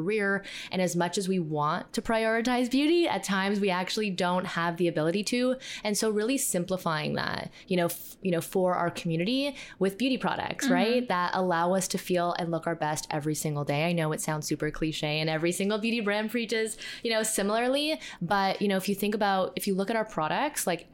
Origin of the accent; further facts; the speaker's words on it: Toronto, Ontario, Canada; We're from Toronto, Canada.